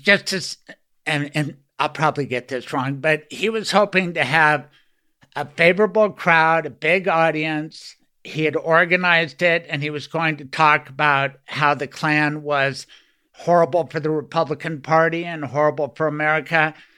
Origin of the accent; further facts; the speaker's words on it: Denver, Colorado, United States; growing up in Denver